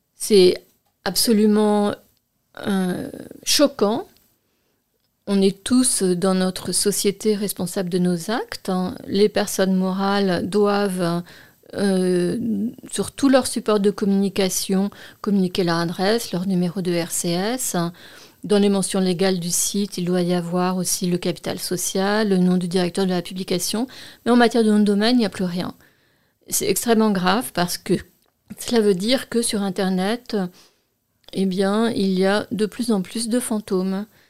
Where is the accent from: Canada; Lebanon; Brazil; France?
France; nous sommes en France, euh, je suis française